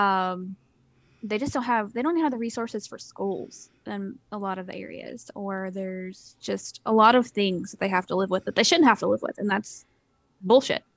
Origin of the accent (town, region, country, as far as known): Eastern Kentucky, United States